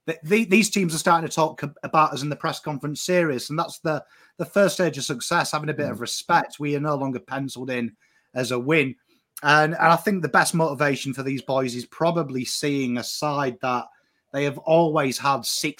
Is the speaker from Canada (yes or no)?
no; England, United Kingdom; now in Australia; I'm English.